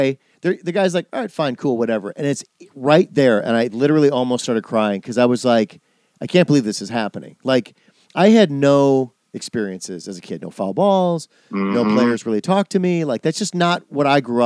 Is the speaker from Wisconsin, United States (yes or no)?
yes; Wisconsin, United States; I'm from Wisconsin.